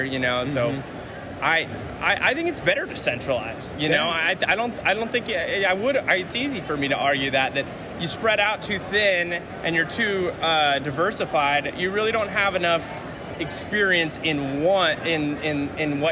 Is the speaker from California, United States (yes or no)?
yes; Northern California, United States; I'm from Northern California